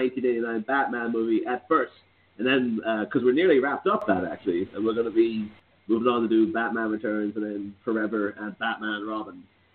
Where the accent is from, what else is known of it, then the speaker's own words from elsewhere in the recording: Ireland; now in Liverpool, United Kingdom; I myself am Irish, but I'm calling in from Liverpool in England.